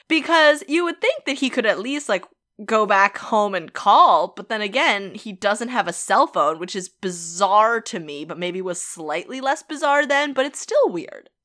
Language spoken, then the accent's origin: English; Boston, Massachusetts, United States; we're from Boston